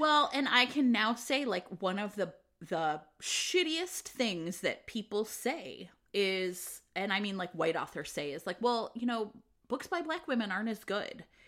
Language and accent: English; United States; I grew up in America.